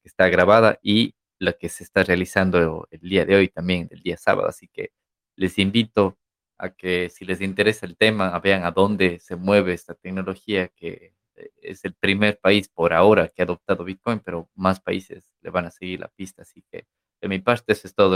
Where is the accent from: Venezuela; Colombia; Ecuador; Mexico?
Ecuador; now in Barcelona, Spain; somos de Ecuador